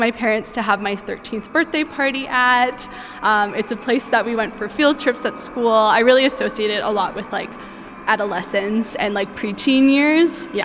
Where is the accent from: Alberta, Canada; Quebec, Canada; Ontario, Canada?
Alberta, Canada; Leduc; I am someone who actually grew up outside of Edmonton. I grew up in Leduc.